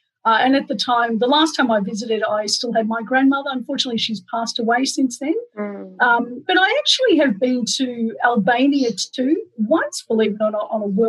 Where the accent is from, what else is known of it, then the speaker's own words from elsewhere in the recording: Melbourne, Victoria, Australia; I am from Melbourne, Australia, and I currently live in Melbourne, Australia.